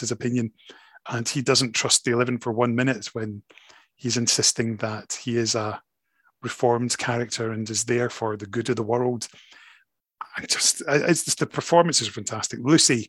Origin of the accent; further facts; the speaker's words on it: Scotland, United Kingdom; Absolutely, I define as Scottish, but I am British